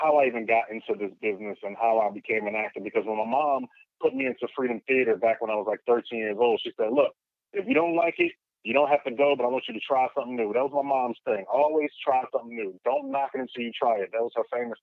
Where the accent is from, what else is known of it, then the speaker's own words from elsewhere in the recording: Philadelphia, Pennsylvania, United States; I grew up in Philadelphia, spent most of my years in West Oak Lane